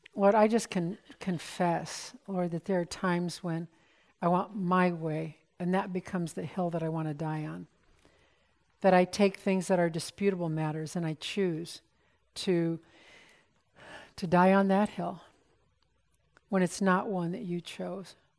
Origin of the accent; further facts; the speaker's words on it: United States; We're so American in our thinking